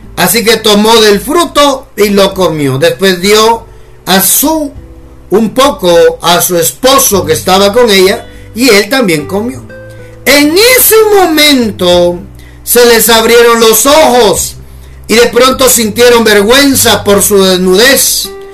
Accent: Guatemala; decimos acá en Guatemala.

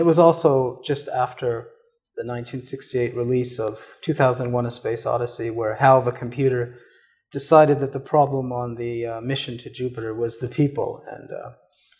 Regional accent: Canada; I was born in Canada. I did have this very short career in the Canadian military. I was very much a product of suburban Canada

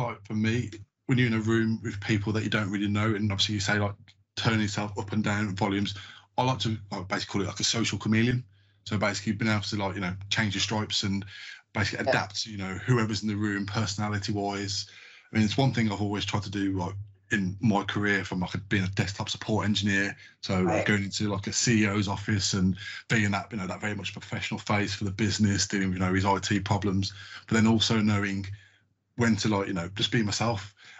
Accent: England, United Kingdom; I mean, I'm from a diverse background. My grandparents are Jamaican. I've got Irish descendants as well. I'm English as well.

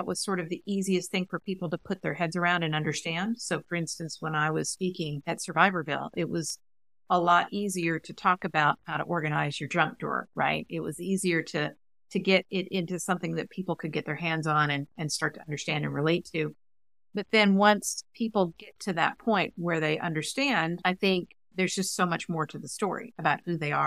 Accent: Huntsville, Alabama, United States; I grew up in Huntsville, Alabama

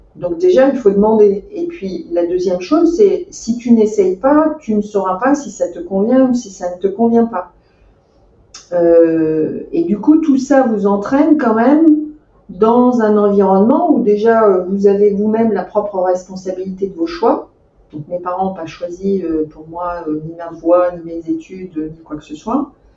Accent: Meaux, Île-de-France, France; j'ai grandi en Seine-et-Marne, dans la ville, dans la très jolie ville de Meaux

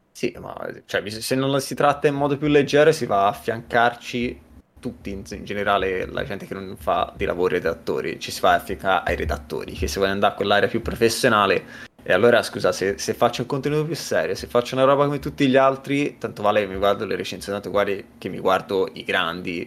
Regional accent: Livorno, Tuscany, Italy; moved away as an adult; now in Helsinki, Finland; vengo dalla Toscana, Livorno, sono a Helsinki da due anni

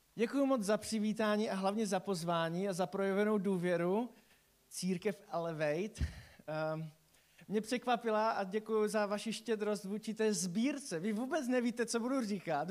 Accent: Silesia, Czechia; u nás na Slezsku

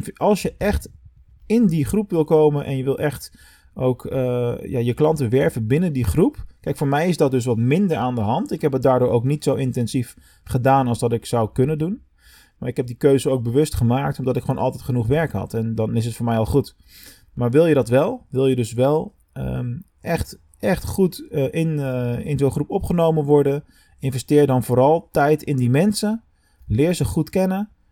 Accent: Rotterdam, South Holland, Netherlands; moved away as an adult; now in Venlo, Netherlands; ik als Rotterdammer

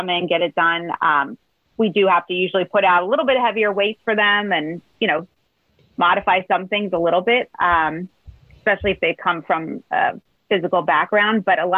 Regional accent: Upper Darby, Pennsylvania, United States; also born or lived in Drexel Hill, Pennsylvania; like I grew up in Upper Darby and Drexel Hill and now I'm in Springfield. So I'm still Delco.

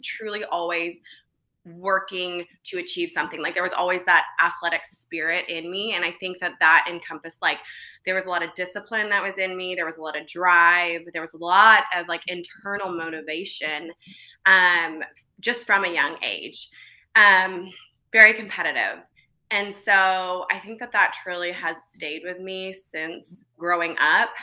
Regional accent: Bartlesville, Oklahoma, United States; also born or lived in Virginia; I was born in Virginia, but I was raised in a small town in Bartlesville, Oklahoma.

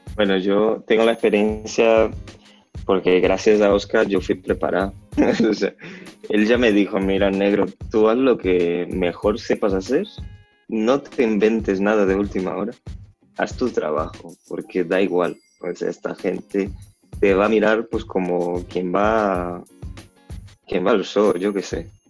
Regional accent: Salvador, Bahia, Brazil; Spanish is a second language; moved away; yo vengo de Salvador de Bahía

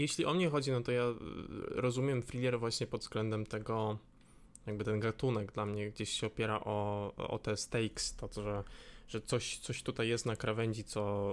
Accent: Łódź, Łódź Voivodeship, Poland; jestem z Łodzi

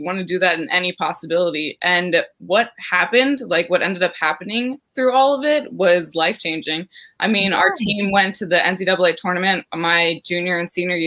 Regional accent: Maryland, United States; moved away; I went back home to Maryland. I'm originally from Maryland.

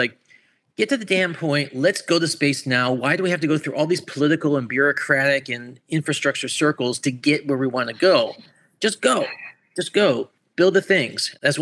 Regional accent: Orlando, Florida, United States; also born or lived in Buffalo, New York; I was born in Buffalo, New York, raised in Orlando, Florida

